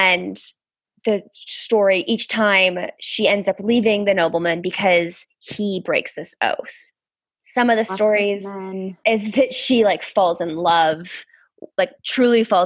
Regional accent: United States; moved away as an adult; now in United Kingdom; as an American

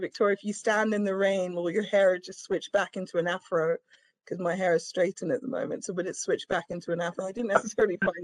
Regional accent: Vienna, Austria; now in London, United Kingdom; I was born in London, but I grew up in Vienna, Austria in the 80s and 90s.

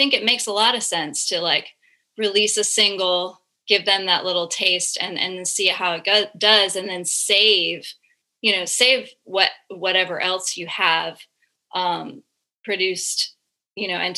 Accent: Florida, United States; growing up in Florida in like the early and mid 2000s

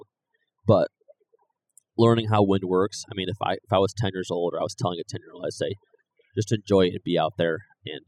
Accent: New York, United States; I'm from New York

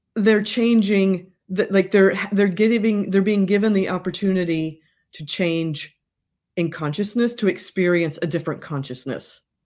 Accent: Midwest, United States; I'm from the Midwest

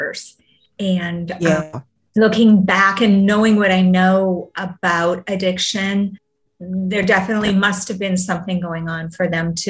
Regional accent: Vancouver, British Columbia, Canada; I'm actually from Vancouver

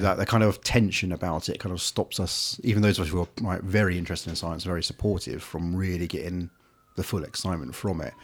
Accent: Devon, South West England, United Kingdom; I grew up on farms in Devon, dark skies, animals and wildlife everywhere.

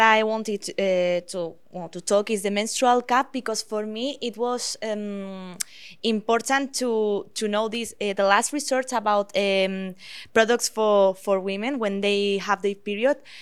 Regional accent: Spain; now in Canada; I am from Spain

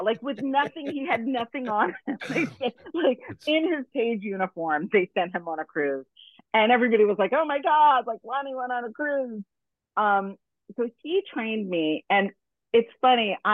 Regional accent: New York City, New York, United States; I was from New York

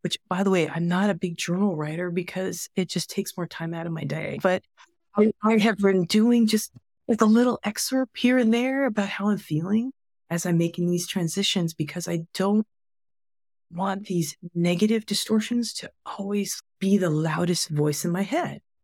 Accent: United States; my being Asian American, being Chinese American, being third generation and sixth generation

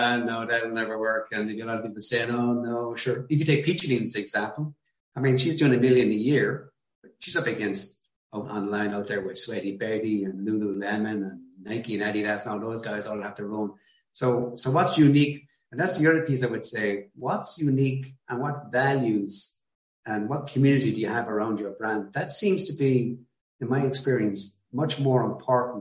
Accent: Ireland

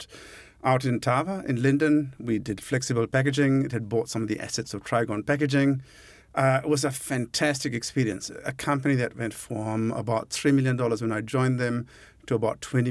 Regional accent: Colombo, Western Province, Sri Lanka; moved away as an adult; now in New Zealand; I grew up in Colombo

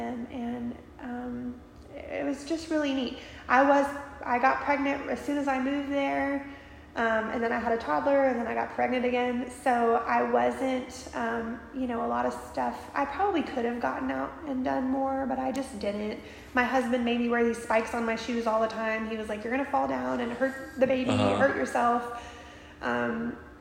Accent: near Destin, Florida, United States; moved away as an adult; also born or lived in Alaska; I grew up in Florida

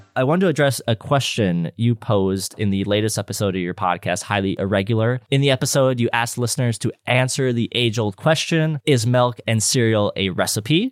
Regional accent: Calgary, Alberta, Canada; I'm a Canadian, I'm a Calgarian

